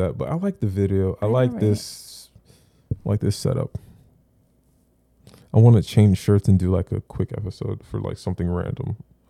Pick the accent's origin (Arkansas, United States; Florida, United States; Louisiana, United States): Florida, United States; I'm from Broward